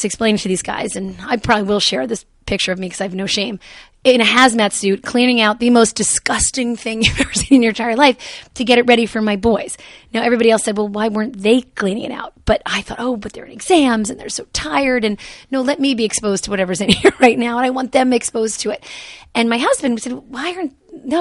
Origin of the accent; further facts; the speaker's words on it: Jersey City, New Jersey, United States; I grew up in Jersey City.